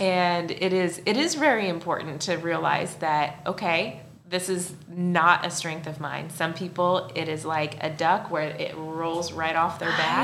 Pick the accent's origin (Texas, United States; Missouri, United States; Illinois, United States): Illinois, United States; Central; I'm originally from Central Illinois